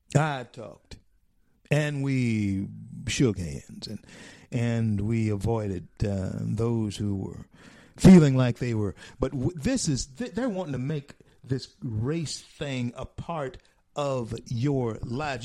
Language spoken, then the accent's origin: English; Shreveport, Louisiana, United States; now in Florida, United States; I'm from Shreveport. Uh, that's my home. Shreveport, Louisiana, my home.